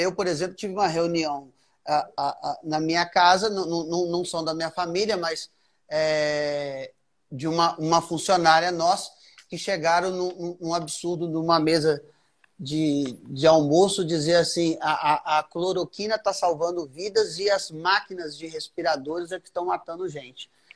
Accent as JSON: {"language": "Portuguese", "country": "Brazil", "said": "A gente é brasileiro"}